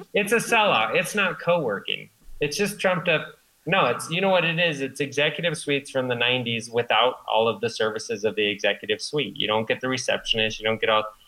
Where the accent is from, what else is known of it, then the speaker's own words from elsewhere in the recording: Boulder, Colorado, United States; I grew up in Boulder